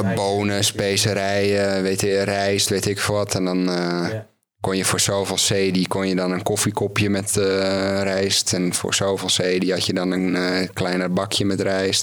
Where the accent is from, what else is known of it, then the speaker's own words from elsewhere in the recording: Netherlands; als Nederlander